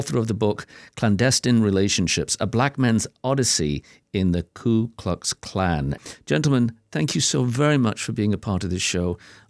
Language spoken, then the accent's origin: English; United Kingdom; now in United States; as a American by choice, British by birth